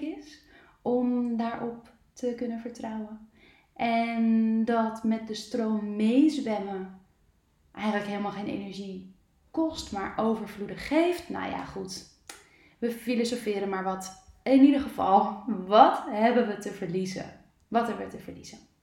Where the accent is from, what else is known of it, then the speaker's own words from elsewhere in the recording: Netherlands; ons nuchtere Nederlanders